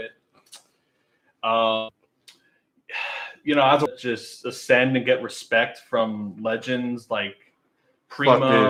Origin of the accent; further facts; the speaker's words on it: New York, United States; I'm from the East Coast. I'm mm-hmm. from New York originally